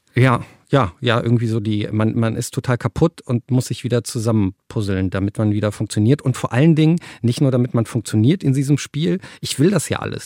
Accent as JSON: {"language": "German", "town": "Cologne", "region": "North Rhine-Westphalia", "country": "Germany", "tie": "born or raised there", "said": "ich bin in Köln geboren"}